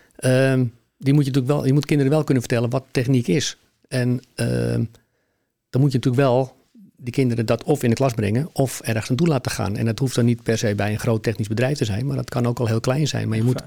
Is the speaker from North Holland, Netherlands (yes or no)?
yes; Heemskerk, North Holland, Netherlands; now in Alkmaar, Netherlands; Ik ben, eh, eh, geboren en opgegroeid in Heemskerk